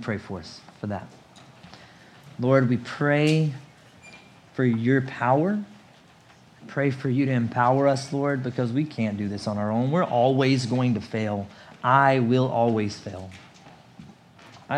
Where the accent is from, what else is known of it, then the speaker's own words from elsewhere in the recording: United States; moved away as an adult; also born or lived in South Asia / Richmond; I was born in America